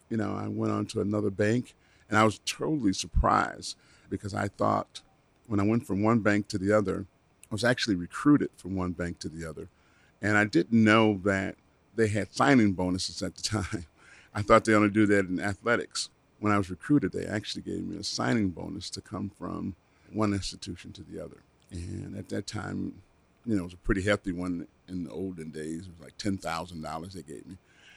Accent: Chicago, Illinois, United States; Well, I was born and raised here in Chicago. I went to Crane High School.

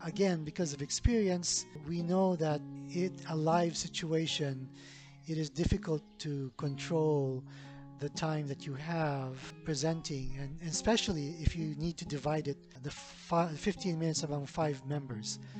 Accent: Philippines; I'm from the Philippines

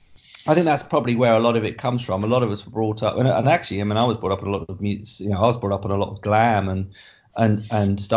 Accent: Essex, East of England, United Kingdom; I am from Essex

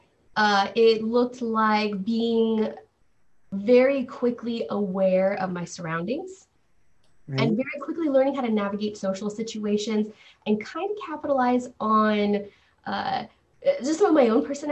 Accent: Los Angeles, California, United States; I grew up in the Los Angeles area. We jumped around quite a bit

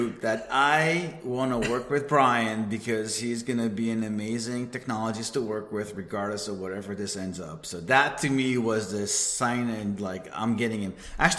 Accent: Israel; accent: Israeli; moved away as an adult; now in California, United States; I'm out of California, even though I have an Israeli accent. Been here for about 20 plus years almost.

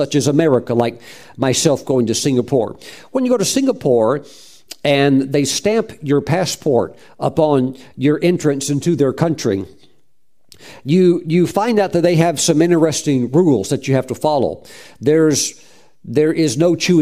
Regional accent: North Carolina, United States; I'm from North Carolina

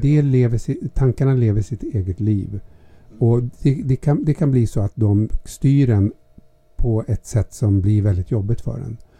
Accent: Gävle, Gävleborg County, Sweden; moved away; Jag är född i Hille.

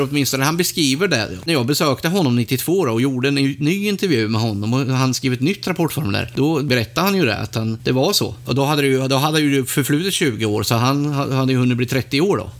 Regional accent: Mantorp, Östergötland, Sweden; mina hemtrakter Mantorp.

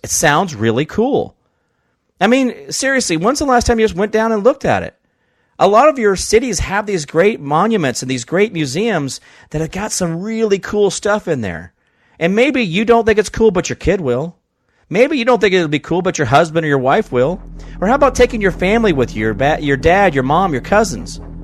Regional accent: Kansas, United States; first language English; I'm from Kansas

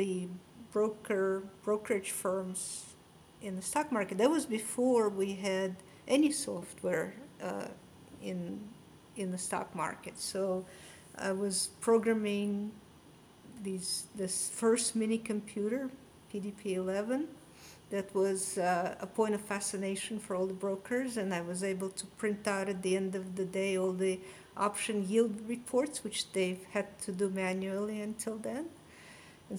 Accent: Odesa, Odesa Oblast, Ukraine; accent: Russian; English is a second language; also born or lived in Israel / New York, United States; now in Boston, United States; My accent is Russian. I was born and grew up in Odessa, Ukraine

